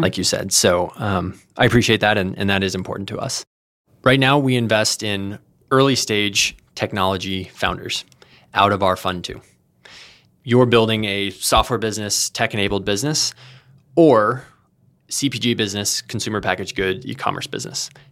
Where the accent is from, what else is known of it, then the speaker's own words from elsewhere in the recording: Texas, United States; moved away as an adult; now in California, United States; I'm originally from Texas.